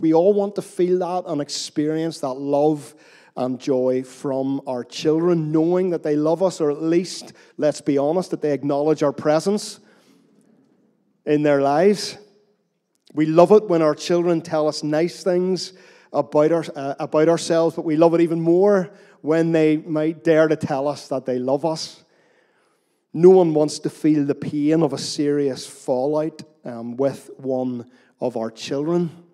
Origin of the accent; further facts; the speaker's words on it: Northern Irish, Northern Ireland, United Kingdom; We're Northern Irish after all.